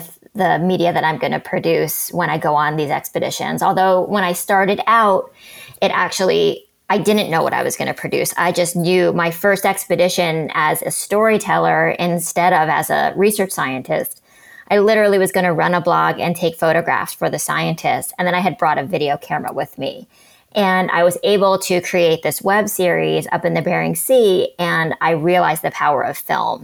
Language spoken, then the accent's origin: English; New York City, New York, United States; I grew up in New York City